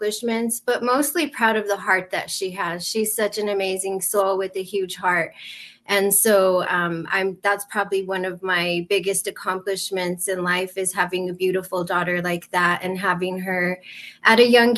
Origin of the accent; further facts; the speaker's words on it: New Mexico, United States; I'm from New Mexico, we have a lot of drug addiction